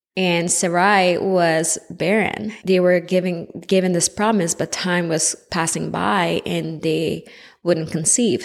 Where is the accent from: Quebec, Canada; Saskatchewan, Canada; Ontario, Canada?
Quebec, Canada; Montreal; I was born in Montreal, Quebec, in Canada, so you might pick up on a little accent here and there